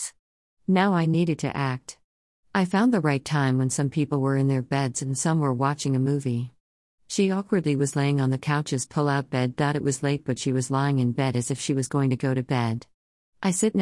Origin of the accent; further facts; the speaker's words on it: the North, United States; now in Texas, United States; I grew up in the North